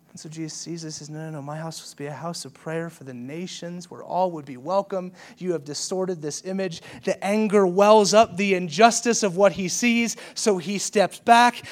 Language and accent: English; the South, United States; I grew up in the South